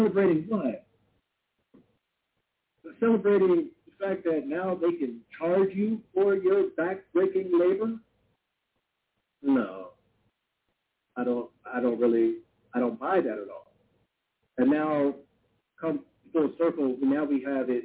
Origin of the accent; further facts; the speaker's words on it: California, United States; I live in California. It's my home state